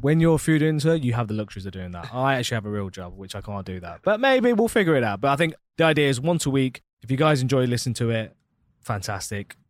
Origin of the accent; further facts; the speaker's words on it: Leicester, East Midlands, United Kingdom; now in Dubai, United Arab Emirates; I'm from Leicester in England, right in the middle of England